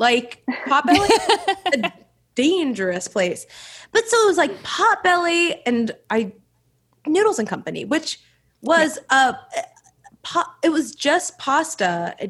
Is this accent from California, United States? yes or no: yes; Los Angeles, California, United States; moved away as an adult; also born or lived in Evanston, Illinois; I'm from Sherman Oaks. So when I came to the Midwest